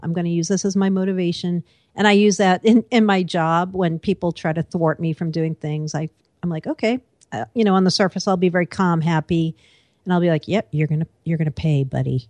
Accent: East Coast, United States; also born or lived in Seattle; now in New York, United States; I am an East Coaster

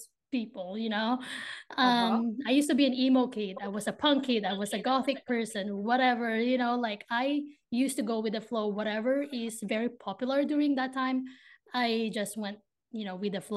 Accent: Philippines; moved away as an adult; now in Ohio, United States; grew up in the Philippines. I moved to the States in 2019. So I'm currently in Ohio right now

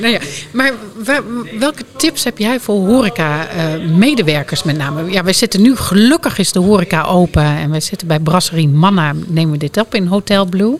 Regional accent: Drenthe, Netherlands; ik kom oorspronkelijk uit Drenthe

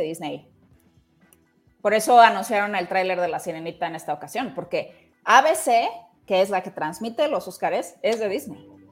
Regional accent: Mexico; somos mexicanos

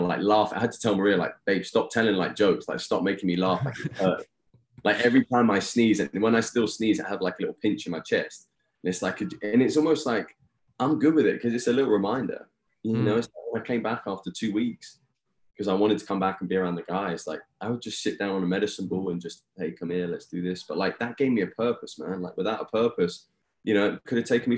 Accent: Eastbourne, South East England, United Kingdom; moved away as an adult; now in United States; my hometown of Eastbourne, England

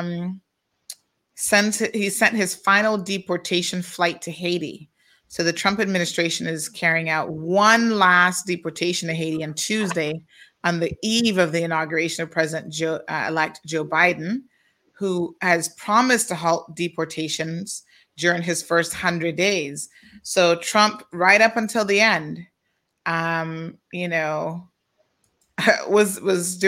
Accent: Cayman Islands; we're British territory, but we're probably not as British as you would think

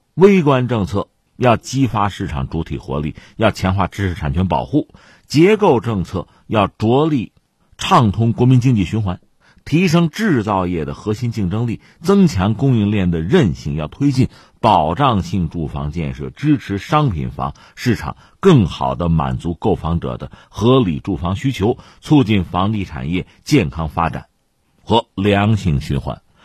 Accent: China; 我们中国人的习惯来讲呢

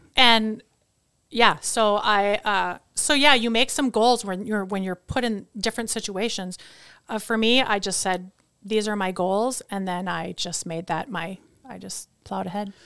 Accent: Chippewa Falls, Wisconsin, United States; also born or lived in Princeton, New Jersey; So I grew up in Wisconsin, so I moved there when I was, like, six months.

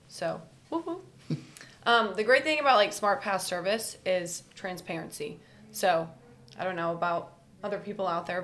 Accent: Kansas City, United States; I'm also from the Kansas City region.

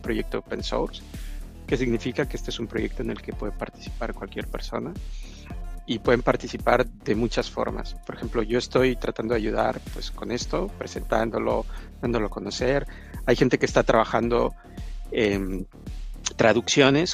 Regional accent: Mexico; yo soy de mexicano

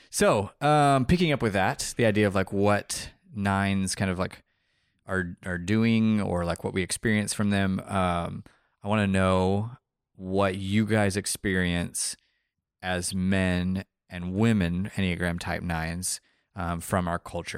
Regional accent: Colombia; moved away; also born or lived in Texas; we grew up in Colombia. My, our dad is from Argentina. My mom is from Michigan. Nicholas and Samuel were both born in Colombia. My other brother and I were both born in Texas.

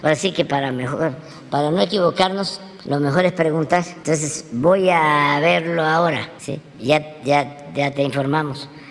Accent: Tepetitán, Tabasco, Mexico; moved away; yo digo que soy de Tepetitán, porque Macuspana eh, pues es la cabecera municipal. Mi pueblo es más pequeño. Es un pueblo a la, a la orilla de un río, donde fui muy feliz.

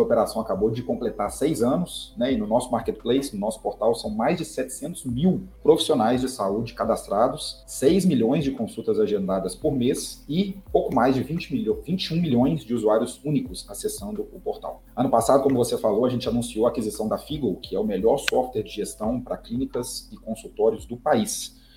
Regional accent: Belo Horizonte, Minas Gerais, Brazil; eu sou mineiro, publicitário, filho único, e eu construí minha carreira praticamente toda na Sambatec, é uma startup aqui de Belo Horizonte

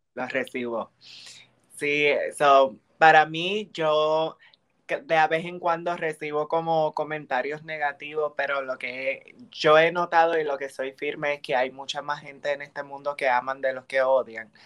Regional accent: Bayamón, Puerto Rico; moved away; also born or lived in United States; aquí en mi pueblo, en Bayamón

